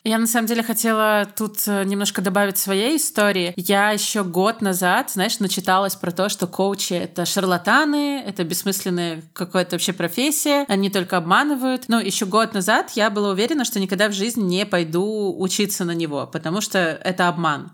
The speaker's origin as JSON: {"language": "Russian", "country": "Belarus", "said": "Я из Беларуси"}